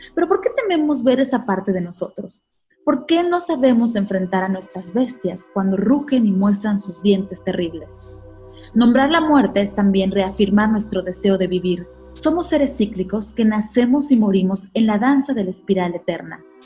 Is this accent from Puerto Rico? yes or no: no; Mexico; nosotros mexicanos